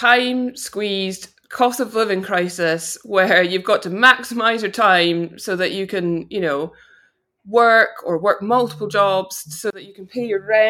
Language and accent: English; Vancouver, British Columbia, Canada; born there; my parents went to Canada, so I was born in Vancouver.